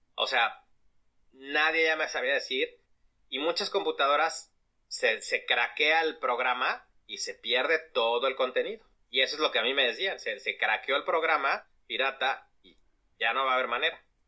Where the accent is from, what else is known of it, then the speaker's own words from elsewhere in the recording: Mexico; Como mexicanos